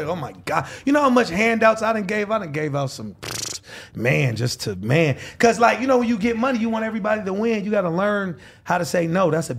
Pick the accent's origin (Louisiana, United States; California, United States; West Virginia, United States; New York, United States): California, United States; Los Angeles; All over LA. Shit. That point in time, I was living off since in LA and La Brea.